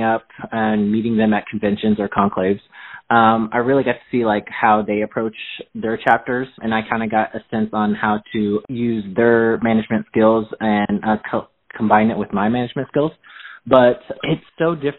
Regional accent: Midwest, United States; I grew up here in the Midwest, so I'm very comfortable and I'm very familiar with the area

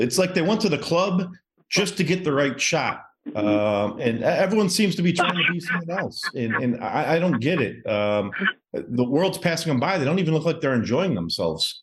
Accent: Detroit, Michigan, United States; moved away as an adult; now in Miami, United States; I'm originally from Michigan. I grew up in Metro Detroit. I currently live in Miami right now

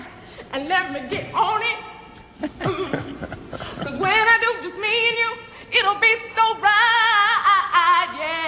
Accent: Alta Loma, California, United States; I'm from Altaloma, California.

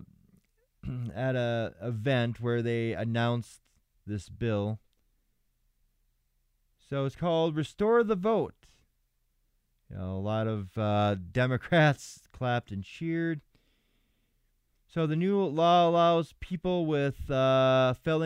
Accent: Minnesota, United States; Minnesota, you know, my home state

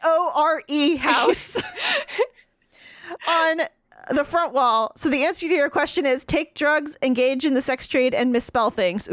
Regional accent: Scotland, United Kingdom; As a Scottish historian from Scotland who specialized in the 15th and 17th centuries

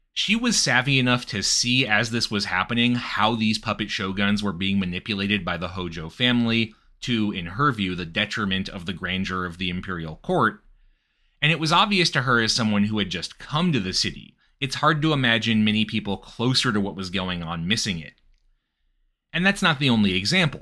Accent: United States; an American

